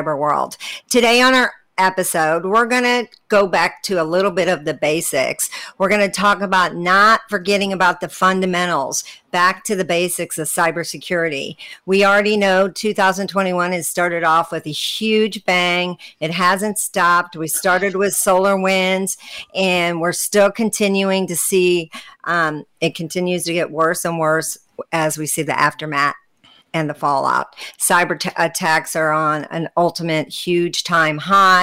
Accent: St. Louis, Missouri, United States; I'm from the Midwest in the United States, Missouri, St. Louis

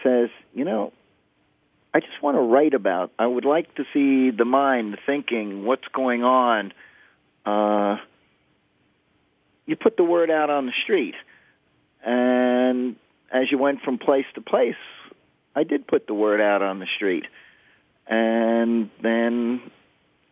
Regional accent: Houston, Texas, United States; I'm from Texas.

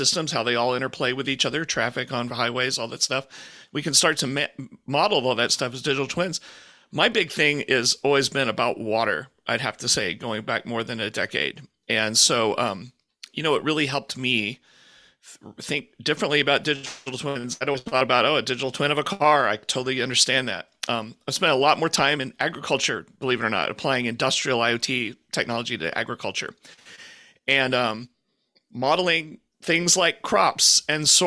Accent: Houston, Texas, United States; I grew up in Houston

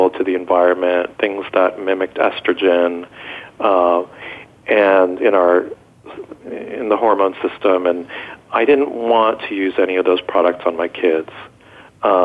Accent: Westchester, New York, United States; also born or lived in Israel; I was born in Israel, and we moved here when I was a little boy. And I grew up in Westchester, New York

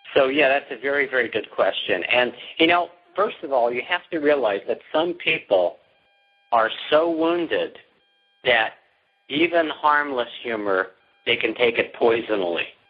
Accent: New York, United States; I'm from New York

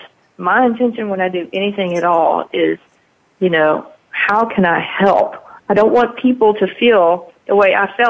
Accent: Mississippi, United States; it was my hometown

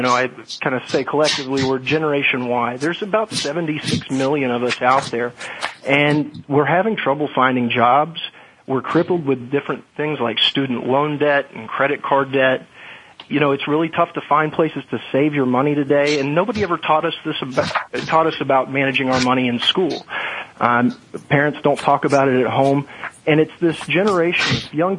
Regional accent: Little Rock, Arkansas, United States; moved away as an adult; also born or lived in New York / Washington; I grew up in Little Rock, Arkansas

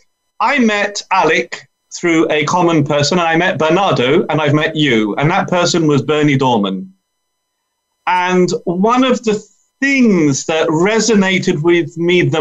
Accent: London, United Kingdom; I'm from London.

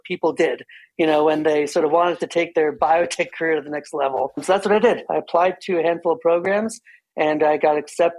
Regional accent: New Jersey, United States; moved away as an adult; I am born and raised in New Jersey

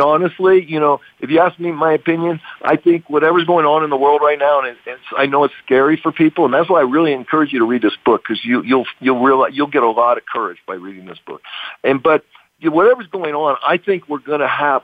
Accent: United States; I grew up in America

